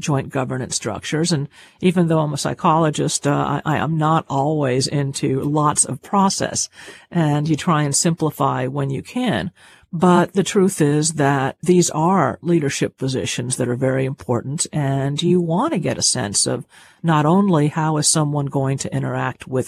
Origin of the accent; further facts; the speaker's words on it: Cuba; I'm Cuban in terms of, you know, I was born in Cuba and I was raised in a Cuban family, a big, loud Cuban family